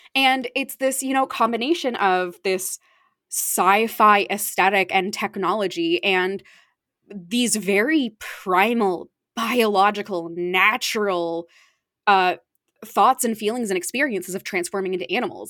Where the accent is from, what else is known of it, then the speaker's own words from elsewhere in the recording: Arizona, United States; now in East Coast, United States; I grew up in Arizona